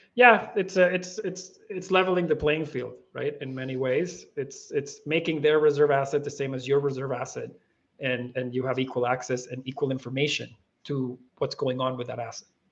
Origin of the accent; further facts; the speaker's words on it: Venezuela; as Venezuelans